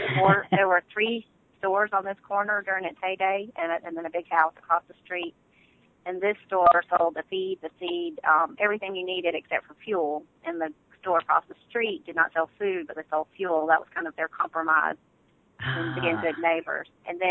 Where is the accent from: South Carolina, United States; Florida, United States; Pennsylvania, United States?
South Carolina, United States; Sumter; I grew up here in South Carolina in Sumter, and grew up on a large farm and had a great time riding horses.